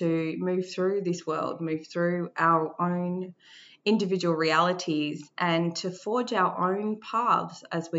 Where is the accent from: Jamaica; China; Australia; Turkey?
Australia; I carried the feeling that I wasn't Māori enough. Growing up in Australia